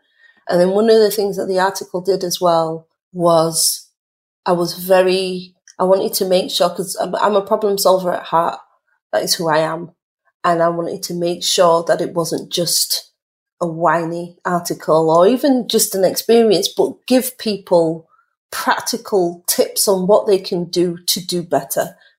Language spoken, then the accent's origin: English; Leeds, Yorkshire and the Humber, United Kingdom; For me, culture, I'm Caribbean. My parents are from St. Kitts and Nevis. I grew up in Chapeltown in Leeds.